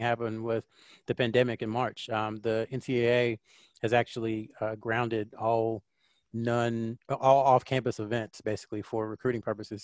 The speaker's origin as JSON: {"language": "English", "region": "North Carolina", "country": "United States", "tie": "born or raised there", "also_born_or_lived": "Clinton, North Carolina / Fayetteville, North Carolina", "lives_now": "Charlotte, United States", "said": "I'm a Southern kid, Southern boy at heart. Uh, I've lived in North Carolina my entire life"}